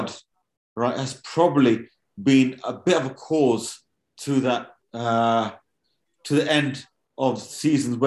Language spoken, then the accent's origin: English; Wolverhampton, West Midlands, United Kingdom; My hometown club as well. So, you know, born in Wolverhampton.